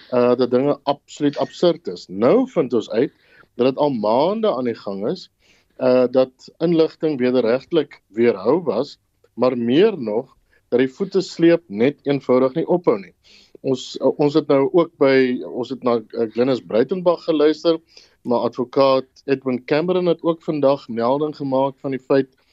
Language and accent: Afrikaans; South Africa; as Suid-Afrikaners